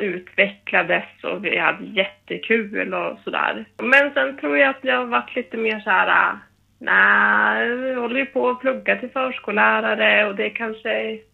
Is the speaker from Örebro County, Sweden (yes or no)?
no; Härnösand, Västernorrland County, Sweden; now in Stockholm, Sweden; Sen har jag ju dansat lite hemma i min hemstad i Härnösand